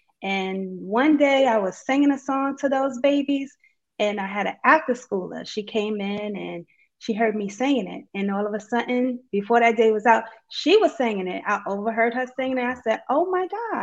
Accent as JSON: {"language": "English", "town": "New York City", "region": "New York", "country": "United States", "said": "I'm from Brooklyn, New York"}